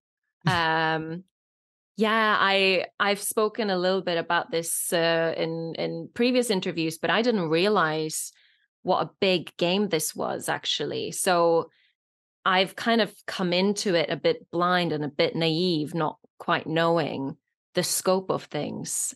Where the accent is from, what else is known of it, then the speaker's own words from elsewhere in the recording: Norway; first language Norwegian and Polish; English is a second language; moved away as an adult; now in United Kingdom; I grew up in Norway, uh, most of the time